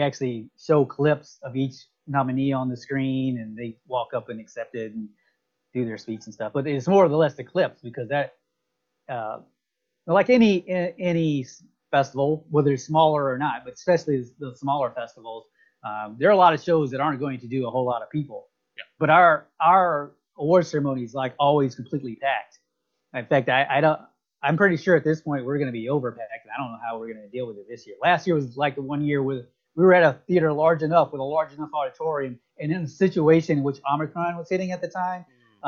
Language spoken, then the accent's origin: English; Alabama, United States; now in Tampa, United States; I'm from from Alabama, but I've lived in Tampa for a very long time